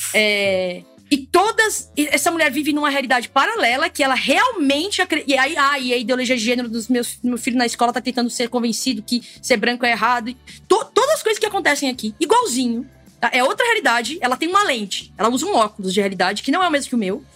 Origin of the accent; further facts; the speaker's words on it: Brazil; a gente, como brasileiro